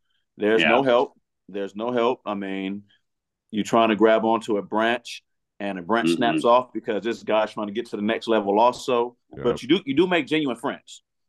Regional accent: California, United States; I'm from California.

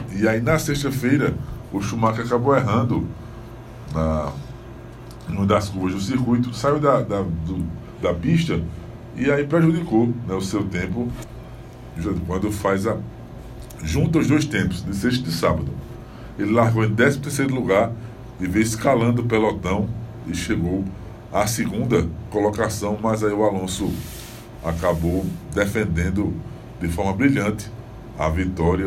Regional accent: Northeast Brazil, Brazil; a gente chama aqui no Nordeste

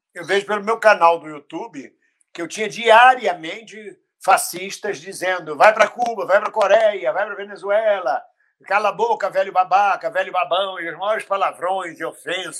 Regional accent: Brazil; now in Portugal; eu sou brasileiro

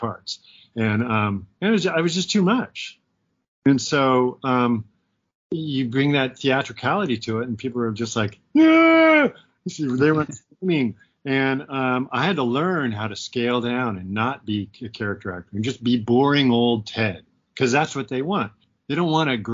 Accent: Portland, Oregon, United States; moved away as an adult; also born or lived in New York / Los Angeles; my hometown, Portland? So we moved up here

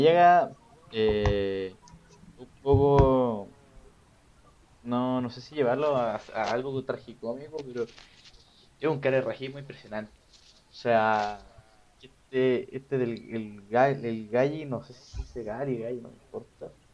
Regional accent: Chile; como chileno

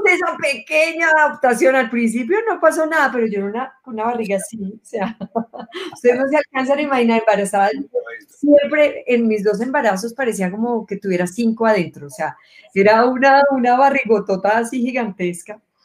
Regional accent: Medellín, Antioquia, Colombia; moved away; Nací en Medellín hace muchos años.

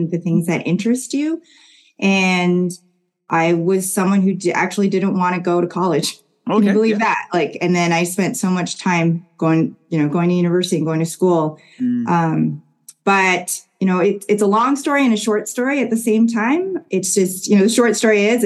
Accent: Kitchener, Ontario, Canada; we grew up in Kitchener, Waterloo

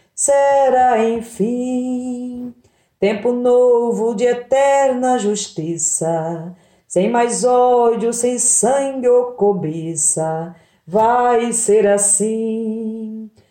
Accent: Orós, Ceará, Brazil; now in Goiânia, Brazil; sou cearense, natural de Oroz, né, no sertão do Ceará

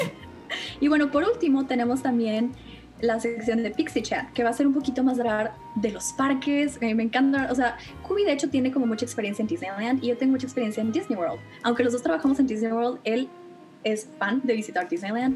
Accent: Monterrey, Nuevo León, Mexico; soy de Monterrey

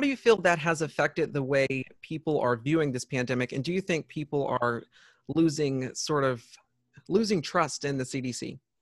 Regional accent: South Carolina, United States; my home state here in South Carolina

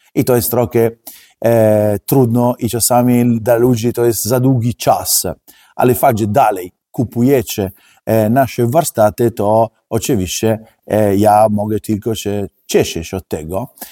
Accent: Italy; Polish is a second language; now in Poland; jestem Włoch

